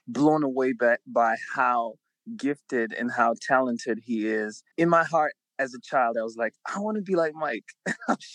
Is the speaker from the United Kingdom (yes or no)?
no; Nigeria; I was born in Nigeria, which would be what you would call like a very local or rural area